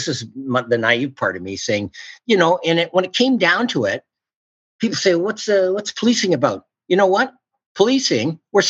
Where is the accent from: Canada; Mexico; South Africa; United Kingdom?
Canada; Toronto, Ontario; moved away as an adult; also born or lived in Vancouver, British Columbia / North Bay, Ontario; now in Port Moody, Canada; we went to move to Toronto, and I did my public schooling in Toronto, and then my high schooling in North Bay, Ontario. It's 220 miles north of Toronto